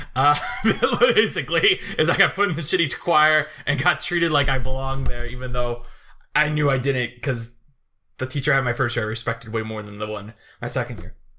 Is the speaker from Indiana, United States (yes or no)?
yes; Chesterton, Indiana, United States; moved away; a reunion in Chesterton, like, uh, of my, my hometown